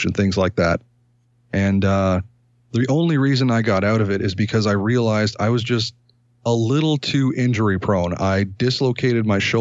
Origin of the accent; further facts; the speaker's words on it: Ontario, Canada; also born or lived in Toronto; a Canadian content creator